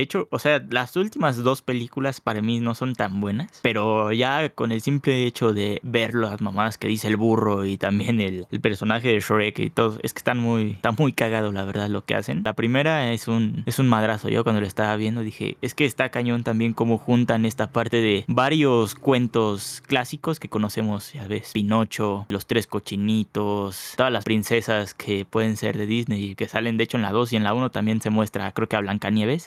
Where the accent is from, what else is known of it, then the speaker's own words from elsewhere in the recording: Mexico; los que somos aquí de México